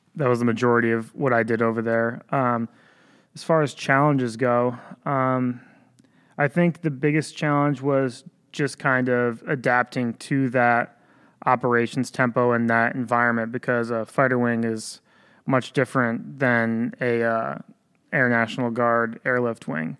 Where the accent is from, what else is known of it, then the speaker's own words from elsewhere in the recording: Ballston Spa, New York, United States; I grew up locally. I grew up in Boston Spa, New York, went to Boston Spa High School